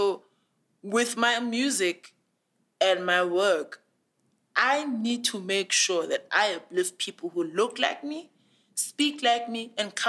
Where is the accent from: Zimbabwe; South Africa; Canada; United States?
South Africa; Tongaat, KwaZulu-Natal; Exactly, because I'm from Tongat. Like, about 15, 20 minutes walk to the Hewlett factory. I'm from a factory town. I might have had access to, like, very good education, but essentially that's where I'm from.